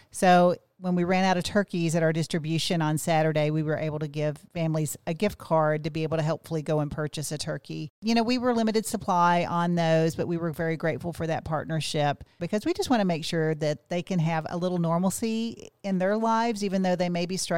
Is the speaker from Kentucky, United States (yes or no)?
yes; Kentucky, United States; Well, I grew up in Western Kentucky, and my family was much like many families.